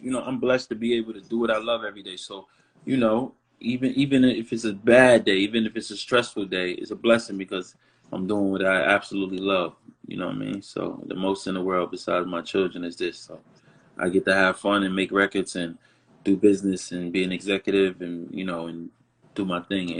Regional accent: New Orleans, Louisiana, United States; So I was born in New Orleans, and when they met in the military, my dad's from New York, my mother's from Milwaukee. So when they were together, they were down in Louisiana.

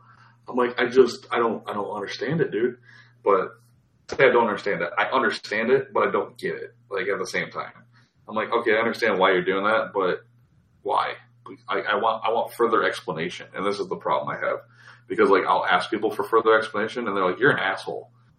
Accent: Midwest, United States; now in California, United States; we saw that you just moved here from the Midwest, so that's why we hired you.

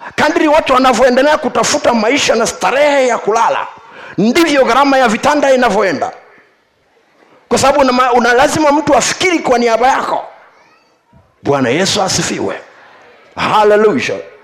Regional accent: Tukuyu, Mbeya, Tanzania; moved away; kule kwetu kule tukuyu

